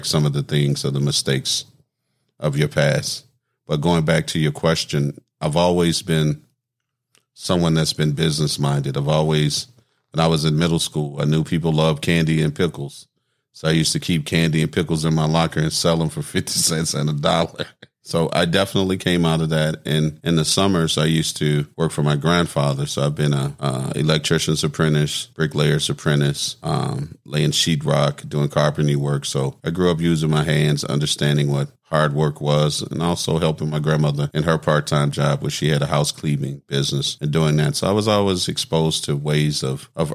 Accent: Natchez, Mississippi, United States; also born or lived in New Orleans, Louisiana; Originally from New Orleans. Grew up between New Orleans and Natchez, Mississippi. Went to graduated high school, actually, out of North Natchez High School

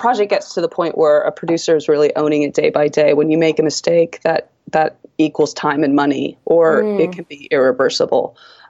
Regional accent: East Coast, United States; now in Seattle, United States; In that, you know, I grew up on the East Coast, so we have four seasons. Seattle, I found out, has two.

